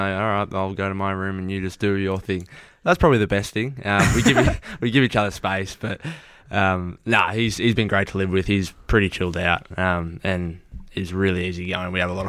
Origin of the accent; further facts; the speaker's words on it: Toronto, Ontario, Canada; The story behind the beanie is, so like, I'm obviously from Toronto, so I've grown up supporting the Raptors.